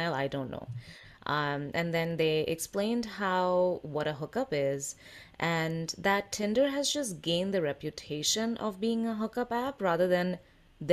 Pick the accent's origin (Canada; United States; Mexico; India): India; I am Indian